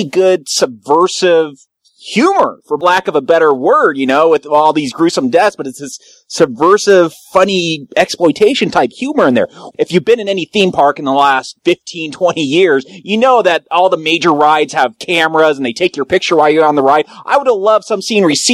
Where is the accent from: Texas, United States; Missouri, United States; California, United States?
California, United States; Southern; I grew up in Southern California next to Six Flags Magic Mountain, went there all the time as a kid